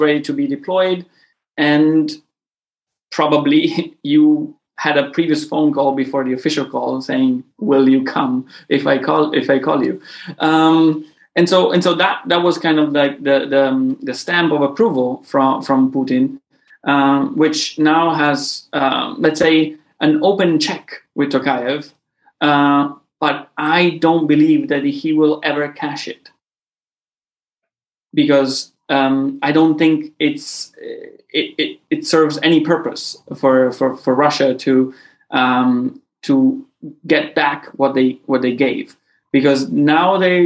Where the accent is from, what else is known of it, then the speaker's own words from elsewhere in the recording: Sicily, Italy; I'm from Sicily